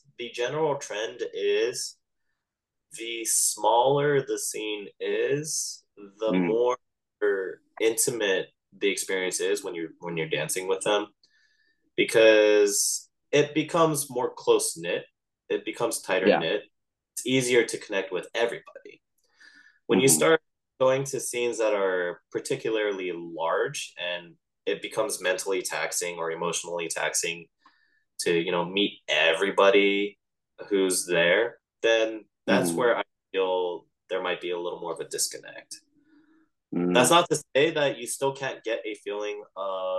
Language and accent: English; Los Angeles, California, United States; I was from Los Angeles